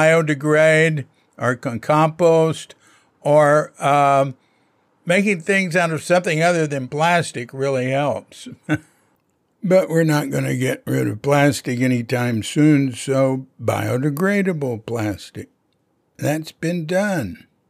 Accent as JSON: {"language": "English", "town": "San Francisco", "region": "California", "country": "United States", "said": "San Francisco area, California."}